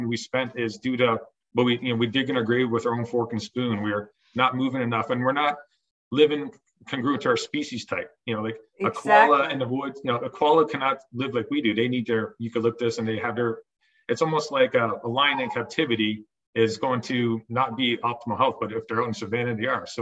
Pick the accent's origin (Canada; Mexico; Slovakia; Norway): Canada; Ontario; moved away as an adult; also born or lived in Iowa / Northeast Pennsylvania; now in Ontario, New York, United States; I'm from Ontario, Canada